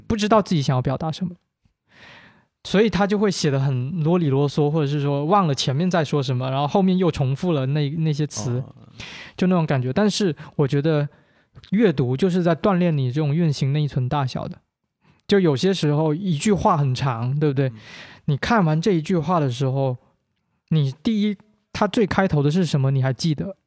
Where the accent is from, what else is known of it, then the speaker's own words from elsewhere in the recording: Guangdong, China; first language Teochew; Chinese is a second language; 我是潮汕人